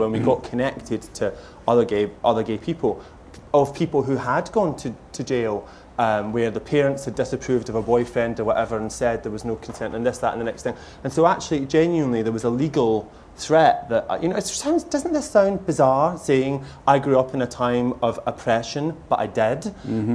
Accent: Lanarkshire, Scotland, United Kingdom; moved away; my family are there, and it's the place that shaped me

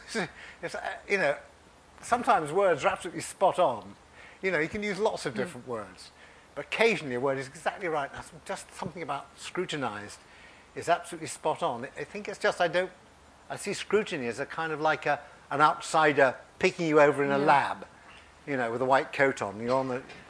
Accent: Sheffield, Yorkshire and the Humber, United Kingdom; when I was growing up in Sheffield

